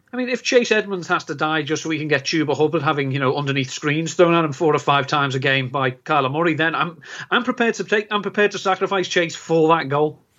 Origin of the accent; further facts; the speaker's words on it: England, United Kingdom; being English